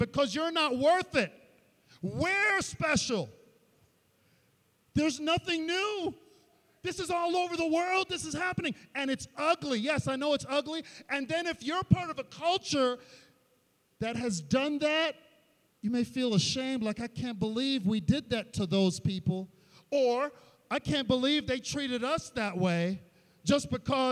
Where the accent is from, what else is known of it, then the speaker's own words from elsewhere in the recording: New York City, New York, United States; where I grew up in Queens, there was an area called Laurelton